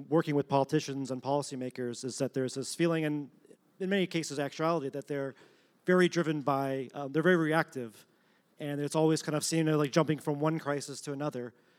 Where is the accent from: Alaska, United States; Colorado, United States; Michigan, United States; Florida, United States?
Michigan, United States; Detroit; sorry. I'm from Detroit.